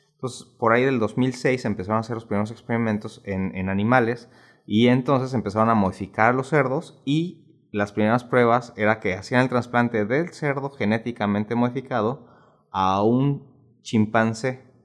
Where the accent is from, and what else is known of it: Mexico